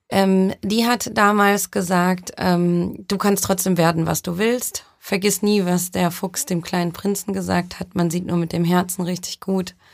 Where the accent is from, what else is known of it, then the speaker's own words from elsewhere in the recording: Düsseldorf, North Rhine-Westphalia, Germany; also born or lived in Brazil; Also ich komme gebürtig aus Düsseldorf, bin aber auch in Brasilien aufgewachsen. Das heißt, ähm, ich bin ein Weltbürger.